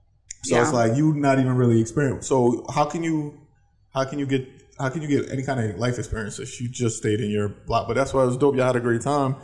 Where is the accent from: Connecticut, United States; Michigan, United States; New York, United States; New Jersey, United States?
New York, United States; Yonkers; I was raised in Yonkers, it's right outside of the city